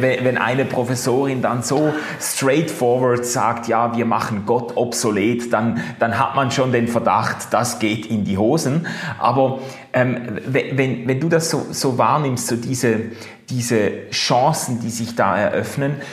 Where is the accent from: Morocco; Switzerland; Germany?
Switzerland; Basel, Basel-Stadt; So als Basler